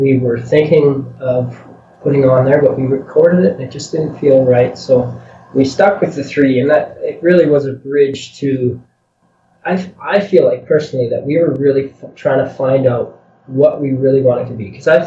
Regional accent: a small town west of Edmonton, Alberta, Canada; we're from west of here in this little town

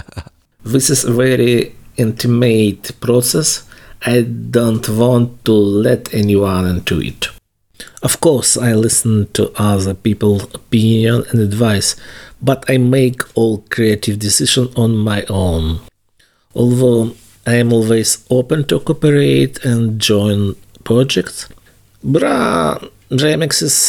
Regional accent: Kyiv, Ukraine; moved away; I am from Kyiv

